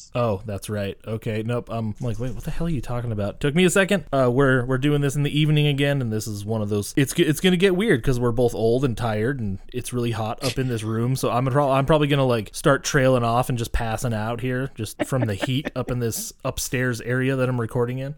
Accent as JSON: {"language": "English", "region": "Montana", "country": "United States", "said": "I'm being from Montana"}